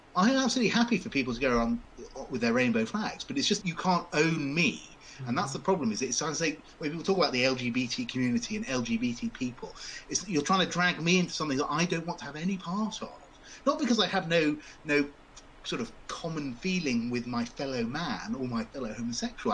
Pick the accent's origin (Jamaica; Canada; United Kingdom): United Kingdom; as a British person, as a lawyer, as a Brexiteer